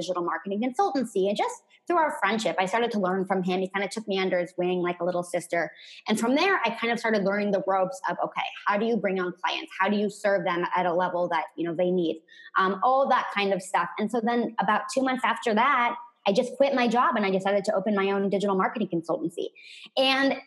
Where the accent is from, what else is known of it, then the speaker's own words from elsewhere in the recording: San Francisco Bay Area, California, United States; I grew up in the San Francisco Bay Area in a very traditional family